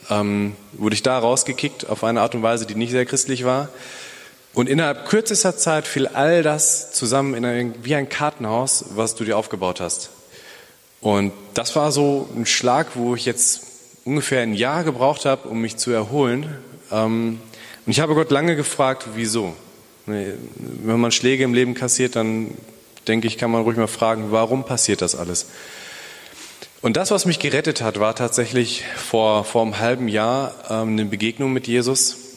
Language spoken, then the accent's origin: German; Bielefeld, North Rhine-Westphalia, Germany; hallo, ich komme aus Bielefeld.